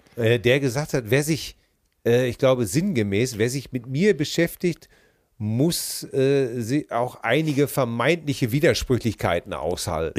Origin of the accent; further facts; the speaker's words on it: Hamm, North Rhine-Westphalia, Germany; meiner Heimatstadt in Hamm